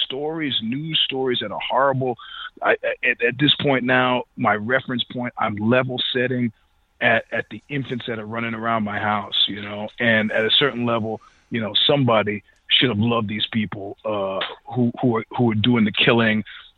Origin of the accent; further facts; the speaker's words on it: New York, United States; I'm a New Yorker